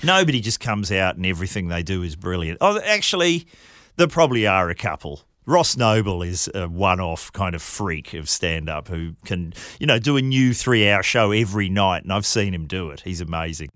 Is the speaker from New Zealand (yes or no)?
yes; New Zealand; I grew up in New Zealand